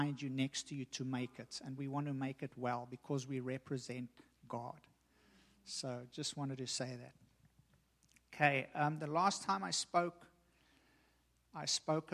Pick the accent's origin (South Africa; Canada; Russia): South Africa; me growing up in South Africa, growing up as a racist